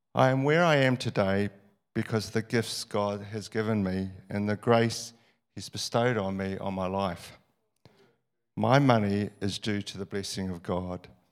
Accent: New Zealand; I was born in New Zealand and not in the slums of Calcutta

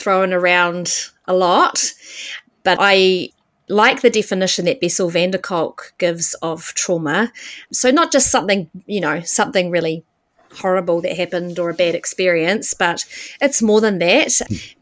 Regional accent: Auckland, New Zealand; moved away as an adult; also born or lived in India; I grew up in West Auckland and studied business.

